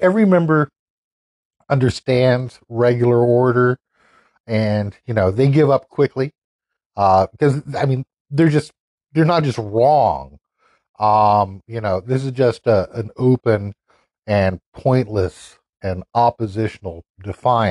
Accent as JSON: {"language": "English", "region": "North Carolina", "country": "United States", "tie": "born or raised there", "said": "based here in my home state of North Carolina"}